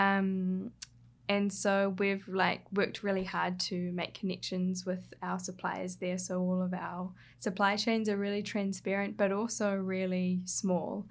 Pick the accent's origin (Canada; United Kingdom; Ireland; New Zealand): New Zealand; Hawke's Bay; moved away; I grew up in Hawke's Bay in New Zealand, so that's on the coast, east coast, of the North Island